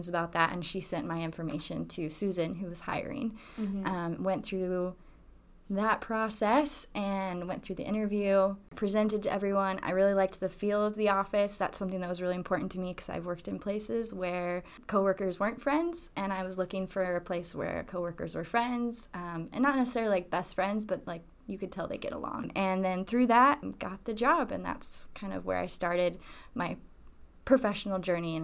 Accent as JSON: {"language": "English", "region": "South Carolina", "country": "United States", "tie": "born or raised there", "moved": "yes", "said": "I'm originally from South Carolina. I have a lot of pride for my home state"}